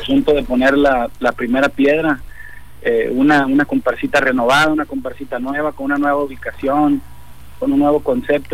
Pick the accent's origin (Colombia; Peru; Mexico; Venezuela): Mexico; Autlán, Jalisco; moved away as an adult; now in Colima, Mexico; yo soy de Autlán, entonces me vine hace ya casi 28 años a, Colima a estudiar